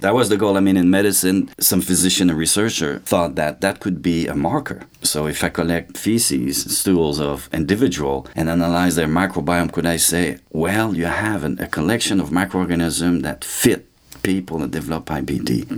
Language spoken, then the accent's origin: English; Saint-Louis-de-France, Quebec, Canada; born or raised there; moved away; also born or lived in Trois-Rivières, Quebec